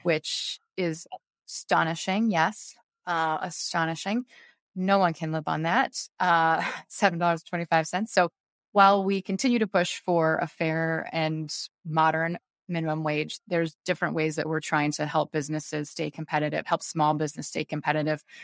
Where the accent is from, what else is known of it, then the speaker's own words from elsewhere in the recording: Beaverton, Oregon, United States; moved away as an adult; also born or lived in Japan; now in Scranton, United States; I am from Beaverton, Oregon